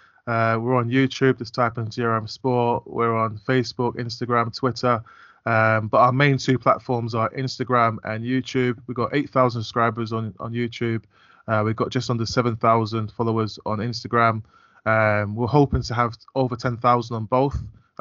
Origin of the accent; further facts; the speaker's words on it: London, United Kingdom; And I grew up in North London, so Ali Pally, where they play the World Darts Championships, I used to drive past it on the way to school all the time on Boswell Hill.